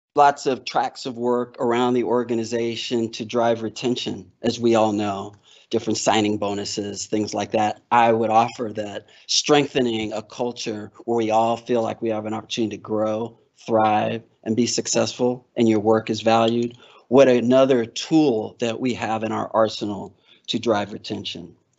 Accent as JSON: {"language": "English", "region": "Alaska", "country": "United States", "said": "I'm from Alaska. So we talk mosquitoes"}